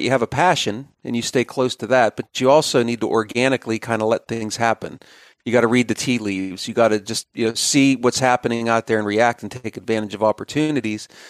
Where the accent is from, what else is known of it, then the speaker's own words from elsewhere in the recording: Pennsylvania, United States; moved away as an adult; also born or lived in Bismarck, North Dakota / Columbus, Ohio; I'm, I'm a native Pennsylvanian